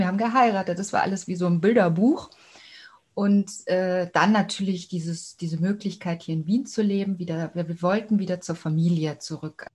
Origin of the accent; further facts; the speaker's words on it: Cologne, North Rhine-Westphalia, Germany; moved away as an adult; also born or lived in Stuttgart; now in Austria; Na, ich bin ja auch eine Kölsche. Ich komme eigentlich aus Köln